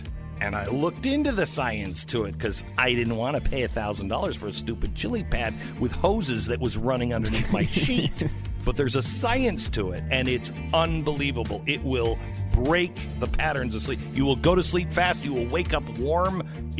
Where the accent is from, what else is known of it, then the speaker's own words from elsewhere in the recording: Pacific Northwest, United States; now in Texas, United States; I love, because I grew up in the Pacific Northwest, I love like the windows open. But in Texas, I don't sleep with the windows open because it's too muggy.